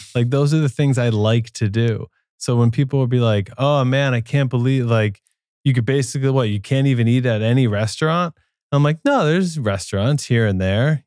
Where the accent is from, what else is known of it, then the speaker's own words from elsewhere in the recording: New Jersey, United States; moved away; also born or lived in New York City / Brooklyn; I grew up in New Jersey